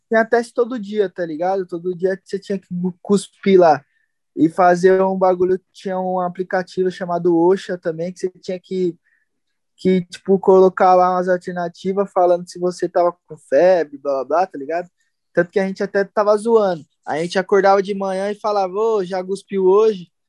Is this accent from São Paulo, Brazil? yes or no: yes; Santo André, São Paulo, Brazil; eu também sempre andei com os par meus parceiros aqui de Santo André